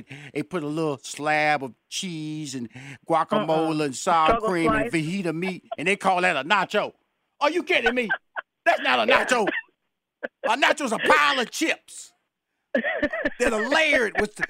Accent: Houston, Texas, United States; Okay, first of all, I'm from Houston, Texas. Okay, that's where I'm born and raised. So I'm a Tex-Mex phenomenon.

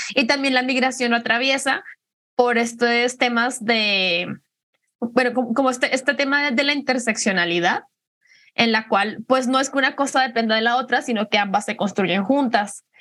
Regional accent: Colombia; moved away as an adult; now in Guadalajara, Mexico; soy colombiana, llevo en Guadalajara unos siete años ya. Vine, vine a estudiar

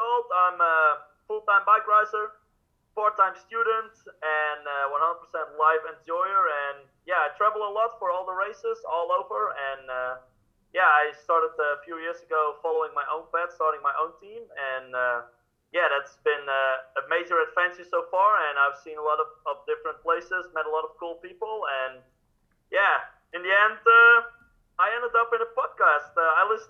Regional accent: Friesland, Netherlands; I grew up in Friesland, a region in the north of the Netherlands

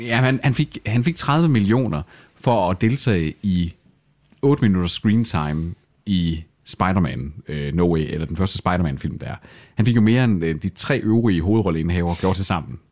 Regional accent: Salling, Central Denmark Region, Denmark; vi er jo ikke midtjyder. Vi er heller ikke rigtig vestjyder. Vi, vi er jo salingenser

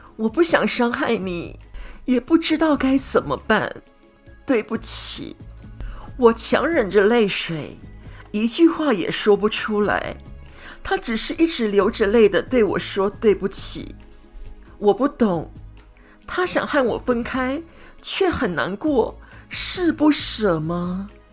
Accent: Kaohsiung, Taiwan; moved away as an adult; now in Brisbane, Australia; 我来自台湾南部的高雄打狗区，那我现在呢，住在南半球的澳洲，就是有阳光支撑支撑的布里斯本

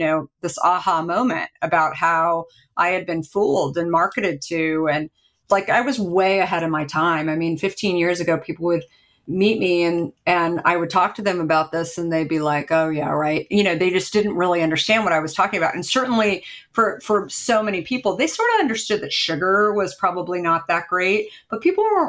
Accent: Arizona, United States; now in Marin County, United States; I grew up in Arizona.

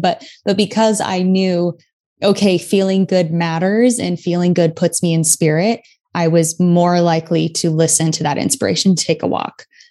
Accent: New York City, New York, United States; being a New Yorker

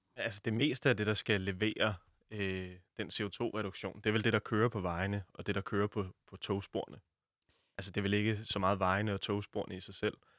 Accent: Denmark; som dansker

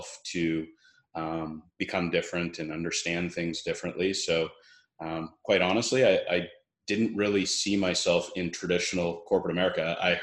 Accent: Brantford, Ontario, Canada; now in Kelowna, Canada; I grew up in a small town, Brantford, Ontario, which is in Canada

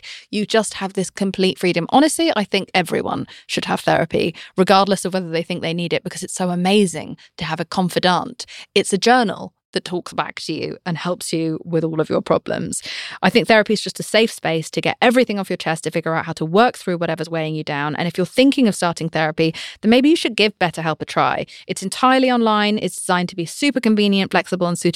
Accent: United Kingdom; I'm British

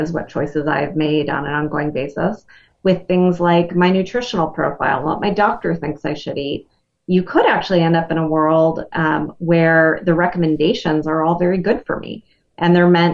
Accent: Wisconsin, United States; I'm from Wisconsin

